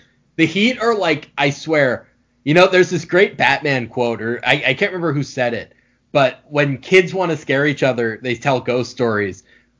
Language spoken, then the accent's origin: English; New York, United States; I grew up in New York and all my friends are Knicks fans.